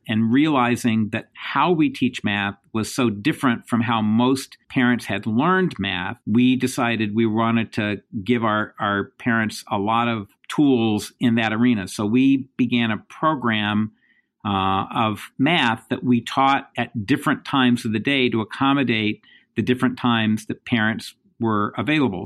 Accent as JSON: {"language": "English", "region": "Indiana", "country": "United States", "tie": "born or raised there", "moved": "as an adult", "lives_now": "New York, United States", "said": "I grew up in the Midwest. I grew up in Indiana"}